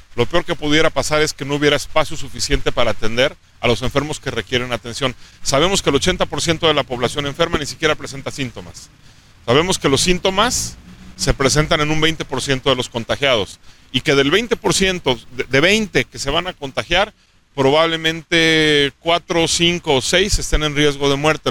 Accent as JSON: {"language": "Spanish", "region": "Aguascalientes", "country": "Mexico", "tie": "born or raised there", "said": "nací en Aguascalientes, soy de aquí, quiero mucho a mi estado y a mi ciudad."}